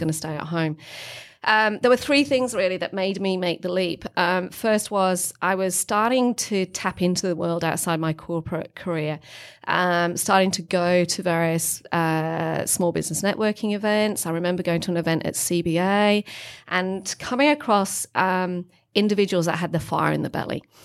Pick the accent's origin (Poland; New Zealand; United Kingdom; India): United Kingdom; England; moved away as an adult; also born or lived in Melbourne, Australia; now in Australia; as all English